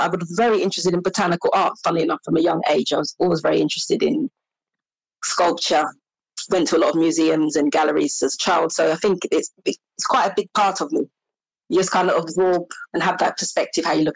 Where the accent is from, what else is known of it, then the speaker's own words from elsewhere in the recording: London, United Kingdom; also born or lived in Bristol; I finished my secondary education at a convent school in Highgate in London